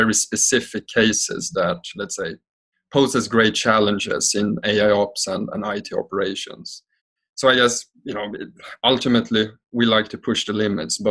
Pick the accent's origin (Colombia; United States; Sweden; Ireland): Sweden; now in Amsterdam, Netherlands; I am originally from Sweden, I'm currently patching in here from Amsterdam, where I live.